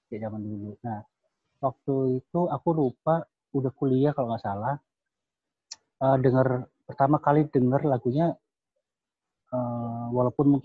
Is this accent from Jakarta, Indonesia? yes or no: no; Surakarta, Central Java, Indonesia; tapi kalau aku pribadi karena aku orang Solo ya keluarga aku orang Solo setiap hmm.